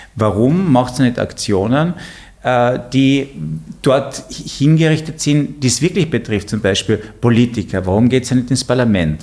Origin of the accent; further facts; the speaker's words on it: Carinthia, Austria; ich bin aus Kärnten